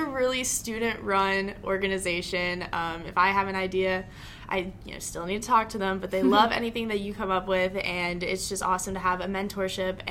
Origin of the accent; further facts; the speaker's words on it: Houston, Texas, United States; I'm from Houston, Texas.